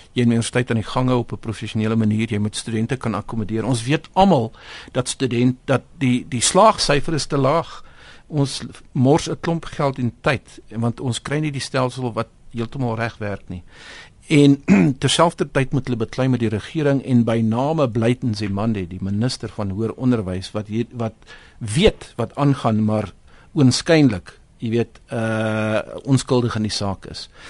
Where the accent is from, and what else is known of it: South Africa